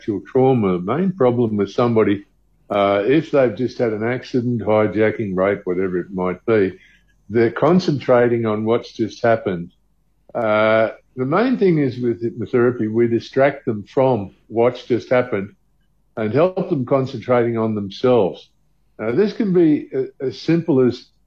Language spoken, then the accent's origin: English; Australia; now in South Africa; I'm originally from Australia